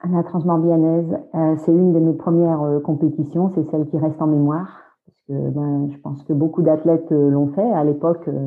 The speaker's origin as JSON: {"language": "French", "region": "Brittany", "country": "France", "also_born_or_lived": "England", "moved": "as an adult", "said": "je suis bretonne."}